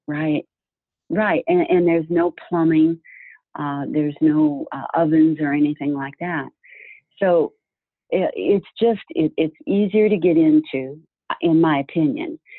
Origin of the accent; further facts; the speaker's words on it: Florida, United States; I was from Florida